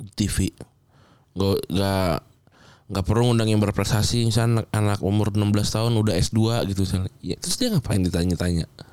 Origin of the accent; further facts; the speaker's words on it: Jakarta, Indonesia; lahir dan besar di Jakarta